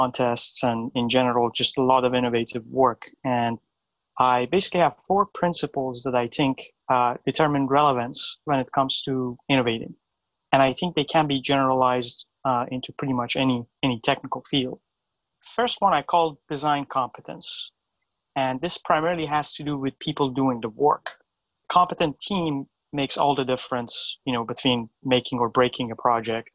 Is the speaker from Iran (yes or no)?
yes; Iran; moved away as an adult; now in United States; I was born in Iran. I moved to the U.S. about 13 years ago